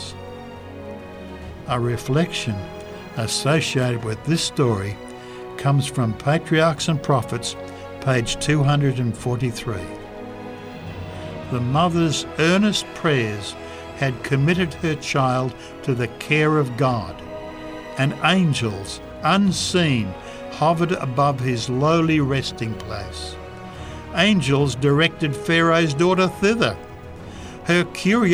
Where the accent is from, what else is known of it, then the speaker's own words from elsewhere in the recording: United States; moved away as an adult; now in Democratic Republic of the Congo; I'm an American.